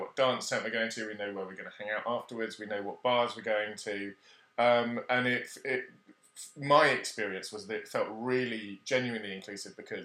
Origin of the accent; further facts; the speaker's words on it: Cornwall, South West England, United Kingdom; moved away as an adult; also born or lived in West Germany / Brighton; I grew up in Cornwall